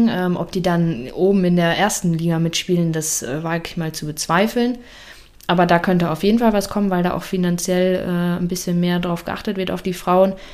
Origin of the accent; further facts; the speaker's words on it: Dülmen, North Rhine-Westphalia, Germany; Ähm, Dülmen.